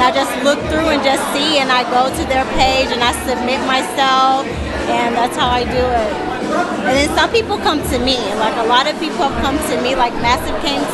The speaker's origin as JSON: {"language": "English", "town": "Nashville", "region": "Tennessee", "country": "United States", "moved": "yes", "lives_now": "Florida, United States", "said": "I'm originally from Nashville, Tennessee."}